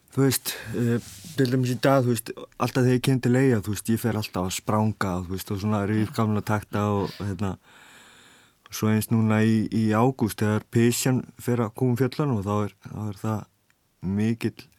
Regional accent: Vestmannaeyjar, Southern Region, Iceland; Ég kem frá Vestmannum og eh, já, sérst fættur upp alveg í vestmannum

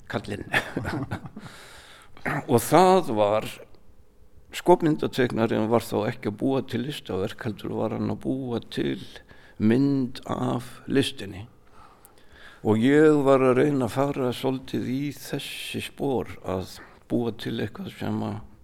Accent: Mosfellsbær, Capital Region, Iceland; moved away as an adult; also born or lived in Raufarhöfn; Ég er allin upp hérna í Mósfellssveitinni, ég segi ennþá Mósfellssveit.

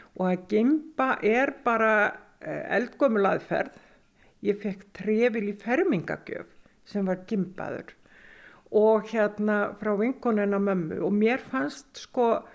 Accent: Sauðárkrókur, Northwestern Region, Iceland; Ég ólst upp á Söðakróki, fætt 1955

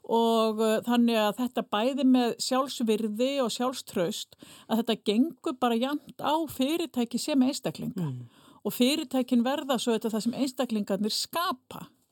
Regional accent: Fnjóskadalur, Northeastern Region, Iceland; accent: northern Icelandic; now in Reykjavík, Iceland; ég er fætt á uppalinn í, í Fnjóskadal í Þingjasveit

